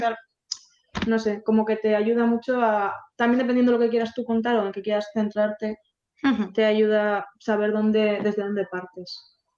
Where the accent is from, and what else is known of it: Basque Country, Spain; born or raised there